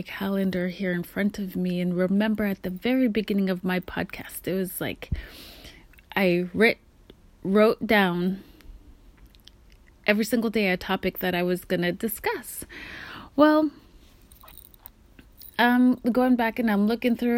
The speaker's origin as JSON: {"language": "English", "town": "Kotzebue", "region": "Alaska", "country": "United States", "tie": "born or raised there", "moved": "yes", "lives_now": "Pacific Northwest, United States", "said": "we're growing up in Kotzebue, Alaska, above the Arctic Circle"}